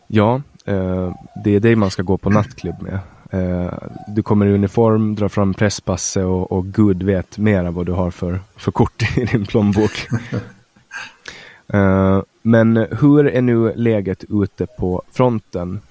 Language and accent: Swedish; Finland; now in Sweden; vi är finnar som pratar svenska